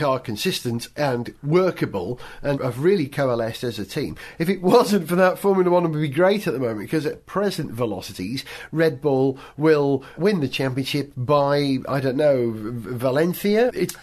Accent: United Kingdom; we Brits

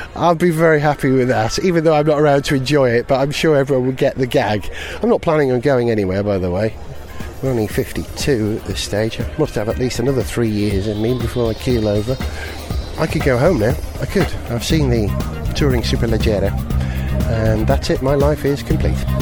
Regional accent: Wales, United Kingdom; being a Welshman

